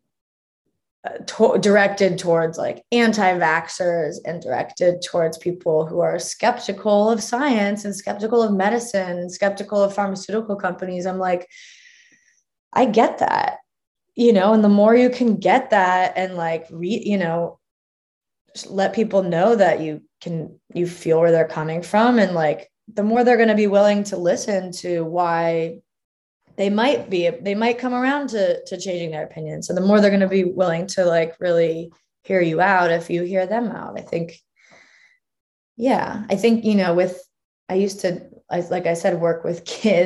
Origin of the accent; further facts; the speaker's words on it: California, United States; I'm from California, and so I'm like, you know, indoctrinated in sort of pseudo hippie culture